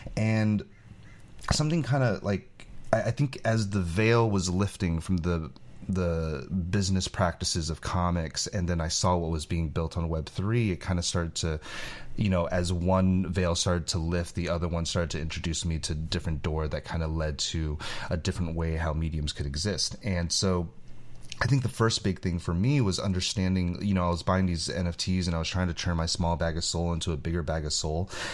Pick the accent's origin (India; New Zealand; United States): United States; California; I grew up in California